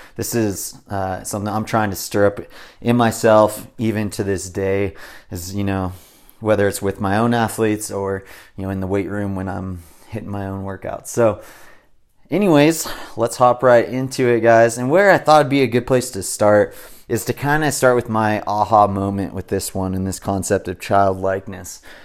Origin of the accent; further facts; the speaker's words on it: Southern California, United States; I was raised in SoCal